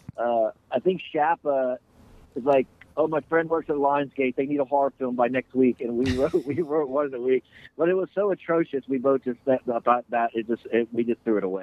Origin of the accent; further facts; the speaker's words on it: Houston, Texas, United States; I grew up in Houston